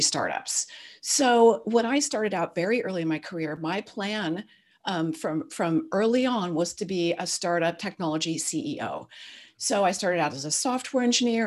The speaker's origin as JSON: {"language": "English", "area": "Silicon Valley", "region": "California", "country": "United States", "tie": "born or raised there", "said": "My dad was an early semiconductor guy, so I grew up in Silicon Valley."}